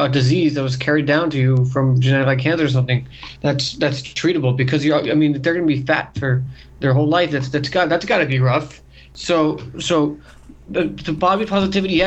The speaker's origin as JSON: {"language": "English", "region": "New York", "country": "United States", "said": "we're from New York"}